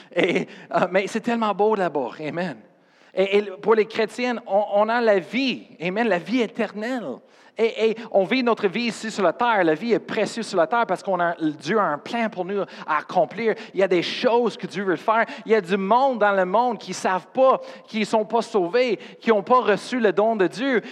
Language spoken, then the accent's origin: French; Colorado, United States; French is a second language; moved away; je viens de Colorado